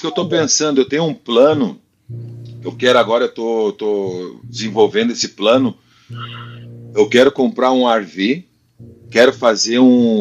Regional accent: Brazil; moved away as an adult; also born or lived in Spain; eu saí do Brasil com 21 e morei 17 na Espanha. Se tu tira os cinco anos ali que tu aprende a falar, eu fiquei mais tempo na Espanha do que no Brasil. Teve fase diferente, né? A Espanha, o Brasil para mim foi infância

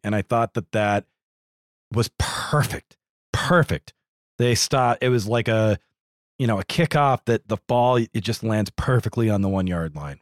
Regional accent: New England, United States; I'm a New England boy

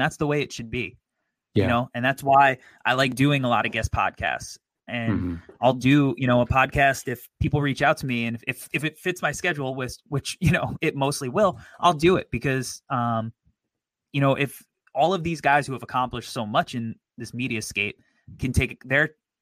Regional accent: New York, United States; I'm a New Yorker

